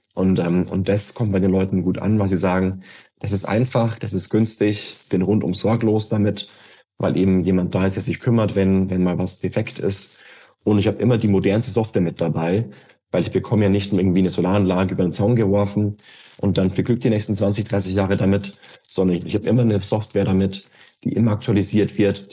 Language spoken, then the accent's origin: German; Germany; now in Berlin, Germany; ich wohne in Neunkirchenreuth, wo ich geboren bin und aufgewachsen bin